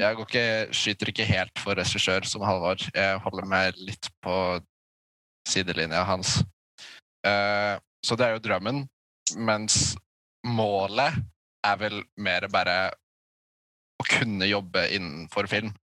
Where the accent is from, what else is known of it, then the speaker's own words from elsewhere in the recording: Maura, Akershus, Norway; jeg er fra Maura. En liten sted ut